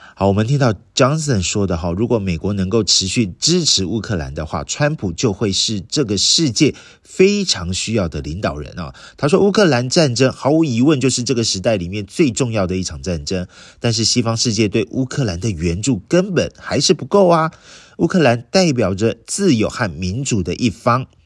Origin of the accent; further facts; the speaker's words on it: Taiwan; 我们台湾人